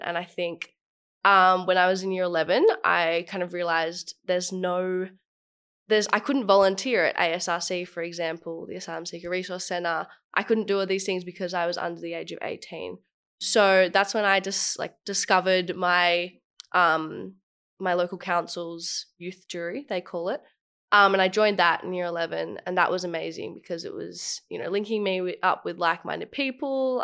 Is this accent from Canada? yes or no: no; Australia; I was born in Australia.